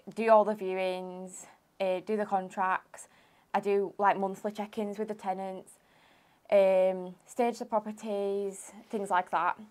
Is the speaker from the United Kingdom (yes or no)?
yes; Huddersfield, Yorkshire and the Humber, United Kingdom; I'm from Huddersfield.